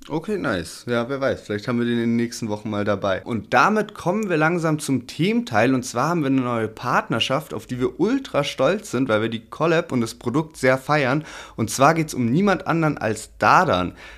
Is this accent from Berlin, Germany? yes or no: no; Heidelberg, Baden-Württemberg, Germany; als Heidelberger